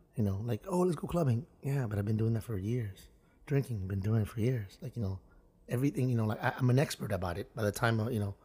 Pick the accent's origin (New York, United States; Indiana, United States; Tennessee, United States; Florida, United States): Florida, United States; Miami; growing up in Miami